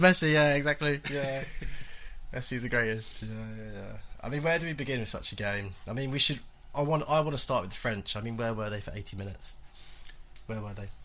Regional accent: England, United Kingdom; as English people

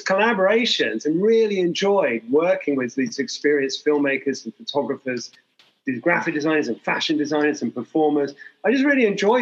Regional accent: Hong Kong; I'm from Hong Kong

